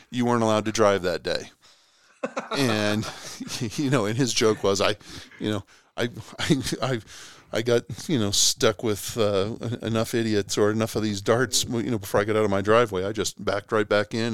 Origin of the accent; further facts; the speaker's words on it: Boston, Massachusetts, United States; moved away as an adult; now in Oklahoma, United States; I'm originally from Boston, lived here in Oklahoma for geez now forty one years.